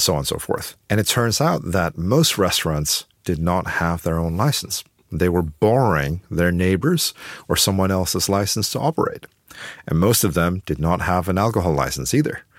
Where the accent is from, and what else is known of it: Beijing, China; moved away